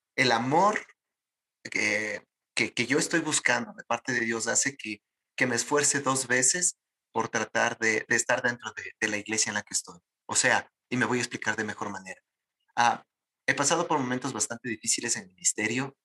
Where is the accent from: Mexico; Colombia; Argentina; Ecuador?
Ecuador; Ecuadorian Sierra; yo soy serrano